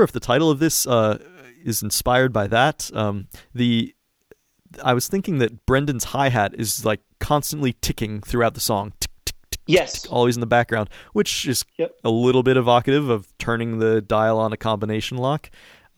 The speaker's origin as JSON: {"language": "English", "area": "DC suburbs", "region": "East Coast", "country": "United States", "tie": "born or raised there", "moved": "as an adult", "lives_now": "California, United States", "said": "I grew up on the East Coast in like the DC suburbs. Just moved out here a few years ago"}